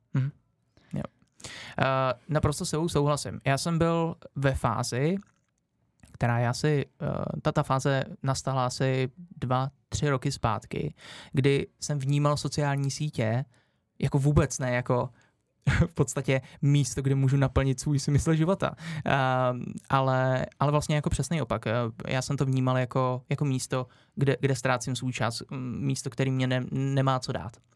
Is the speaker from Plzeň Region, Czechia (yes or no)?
no; Orlické hory, Hradec Králové Region, Czechia; v Orlických horách, odkud pocházím